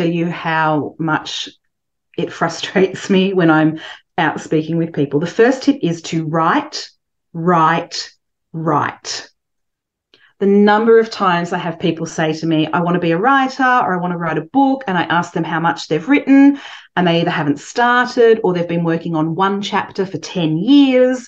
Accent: Coffs Harbour, New South Wales, Australia; moved away as an adult; also born or lived in London; I grew up in Coffs Harbour, which is a small town.

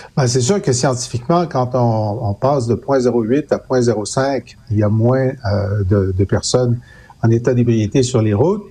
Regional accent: Thetford Mines, Quebec, Canada; je viens de Tetford Mines

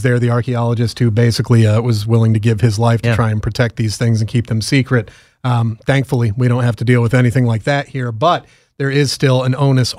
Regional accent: outside New York City, United States; I grew up outside of New York City

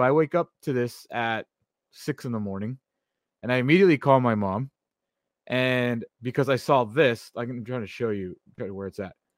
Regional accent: Oxnard, California, United States; my hometown of Oxnard, California

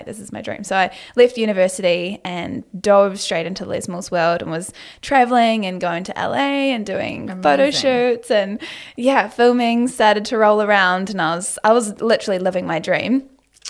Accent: Auckland, New Zealand; I grew up in Auckland, the North Shore

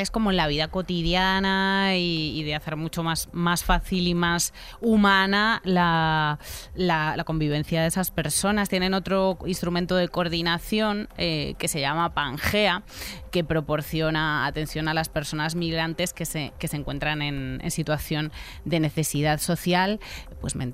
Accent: Spain; Así que yo soy español con asterisco, porque en la sociedad española todavía no hay conciencia de ser español y no ser blanco. No me preguntan de dónde soy, me preguntan que si soy español porque soy negro.

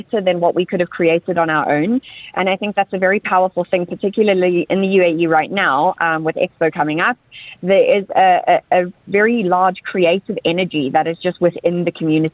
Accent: South Africa; moved away; South Africa, my home country

